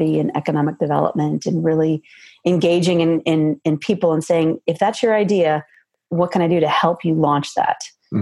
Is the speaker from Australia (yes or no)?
no; Silicon Valley, California, United States; moved away as an adult; now in Georgia, United States; I grew up in Silicon Valley in California on the West Coast and moved to the Southeast almost 20 years ago